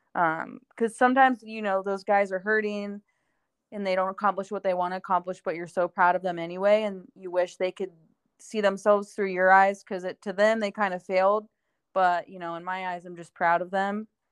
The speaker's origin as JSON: {"language": "English", "region": "Ohio", "country": "United States", "tie": "born or raised there", "moved": "yes", "lives_now": "Tempe, United States", "said": "growing up in Ohio, growing up with snow"}